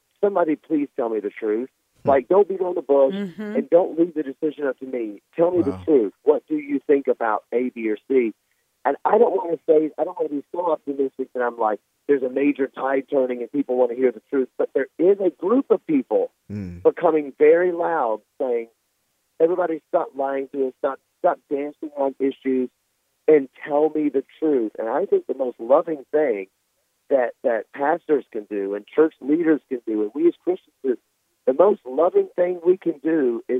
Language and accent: English; Memphis, Tennessee, United States; moved away; I come from Memphis, Tennessee